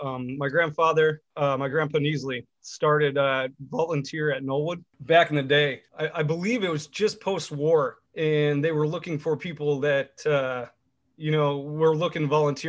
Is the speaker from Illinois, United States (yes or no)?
yes; Lake Forest, Illinois, United States; like you said. I'm from Lake Forest, actually born here at Lake Forest Hospital. Born and raised, live in Lake Bluff right now. Graduated from the high school in 2002.